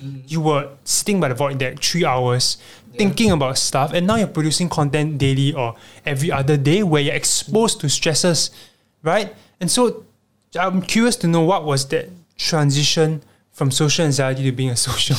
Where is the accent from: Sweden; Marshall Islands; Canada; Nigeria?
Marshall Islands; Bikini; Papa, I mean, I was from Bikini as well, in case y'all don't know.